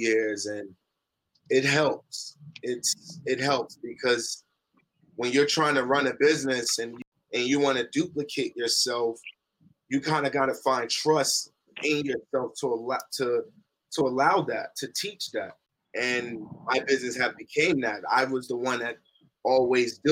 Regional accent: Newark, New Jersey, United States; We grew up in Newark. I'm from Newark, New Jersey

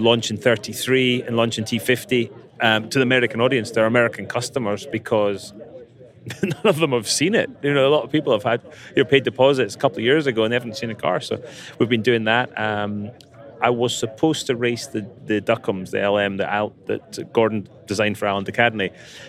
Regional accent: Scotland, United Kingdom; But being a Scotsman, I was like, "How much is it?"

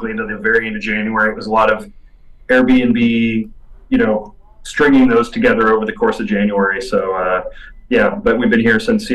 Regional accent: Central Illinois, United States; moved away as an adult; also born or lived in Chicago, Illinois; I'm from Central Illinois

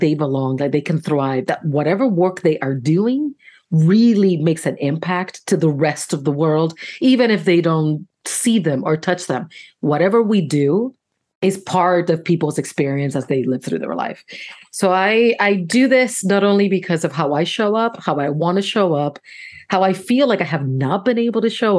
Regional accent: Puerto Rico; English is a second language; moved away as an adult; also born or lived in Syracuse, New York / Washington, District of Columbia, United States; now in United States; I grew up in Puerto Rico. Then I went to Syracuse, which is very, very different. I moved to DC

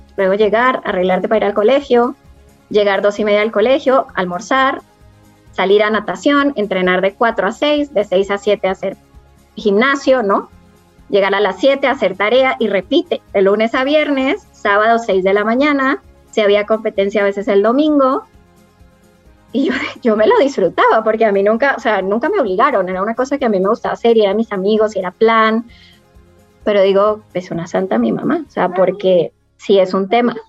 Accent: Cali, Valle del Cauca, Colombia; Yo nací en Cali

